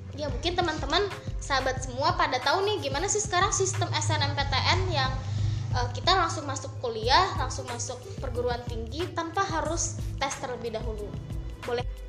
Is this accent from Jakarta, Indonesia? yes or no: no; West Sumatra, Indonesia; aku asalnya dari Sumatera Barat